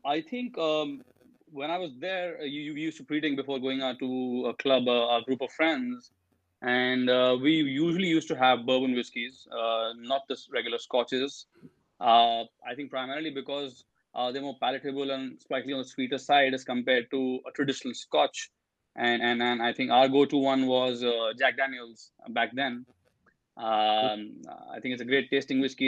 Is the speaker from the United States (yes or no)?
no; Delhi, India; also born or lived in Manchester; I'm from Delhi, India, and uh, I did my undergrad in economics from here.